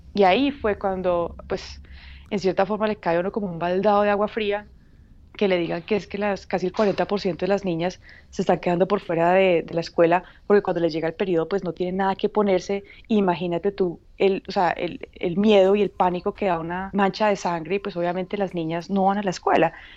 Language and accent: Spanish; Paisa, Antioquia, Colombia; moved away as an adult; now in Uganda; como buena paisa y hija de papá caficultor